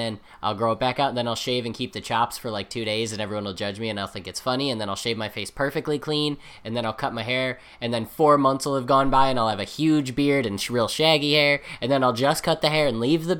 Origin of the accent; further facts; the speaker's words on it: near Owego, New York, United States; Owego, New York, which is right by my hometown